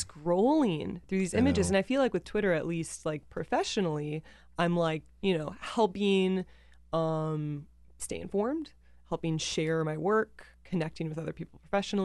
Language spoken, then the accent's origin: English; Wisconsin, United States; I'm from the Midwest, so I'm not like familiar.